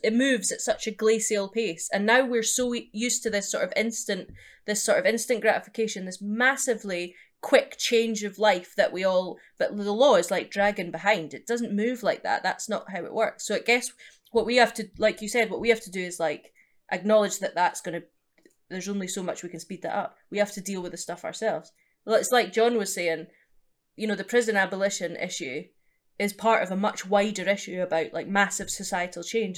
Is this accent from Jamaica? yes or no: no; East Coast of Scotland, United Kingdom; also born or lived in Edinburgh; now in London, United Kingdom; I'm from the East Coast, so it was Edinburgh where I was doing the majority of my gigs